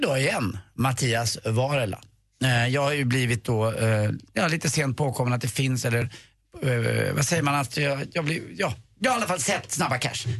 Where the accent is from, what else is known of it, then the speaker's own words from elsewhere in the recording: Stockholm, Stockholm County, Sweden; Jag är från Östermalm, uppe i, i, i de finaste delarna. Och där är jag uppvuxen